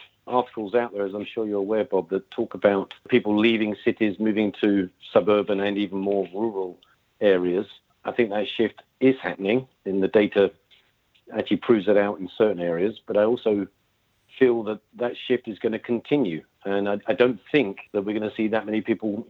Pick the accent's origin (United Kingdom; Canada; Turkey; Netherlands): United Kingdom; as you can tell from my accent, I'm from the UK.